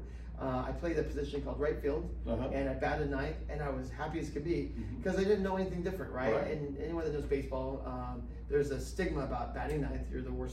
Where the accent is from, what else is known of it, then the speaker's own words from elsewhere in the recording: Escondido, California, United States; also born or lived in Saigon, Vietnam / Utah / Arizona; I grew up in town here. So at Orange Glen, when we moved from Arizona to California, we moved to the town called Escondido.